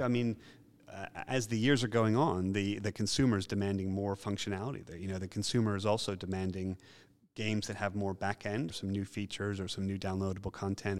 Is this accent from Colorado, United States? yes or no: no; Philadelphia, Pennsylvania, United States; moved away; also born or lived in New York; because I'm from Philadelphia, I'm not from New York